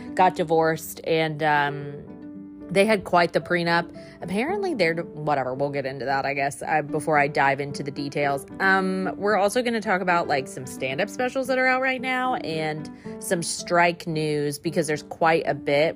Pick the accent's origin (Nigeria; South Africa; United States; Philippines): United States; the South; I grew up in the South